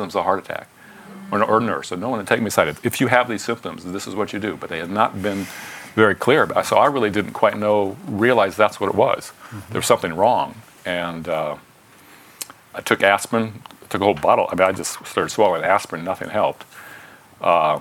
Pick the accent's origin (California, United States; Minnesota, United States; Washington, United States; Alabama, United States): California, United States; San Francisco; I was born right near the Golden Gate